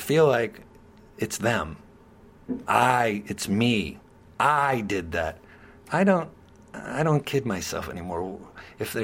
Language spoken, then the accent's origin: English; Youngstown, Ohio, United States; I'm from Youngstown